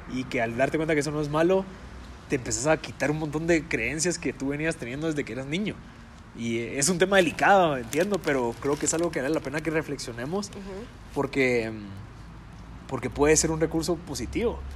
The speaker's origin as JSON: {"language": "Spanish", "country": "Guatemala"}